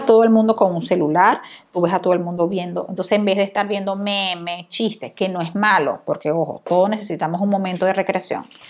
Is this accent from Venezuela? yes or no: yes; Venezuela; yo soy venezolana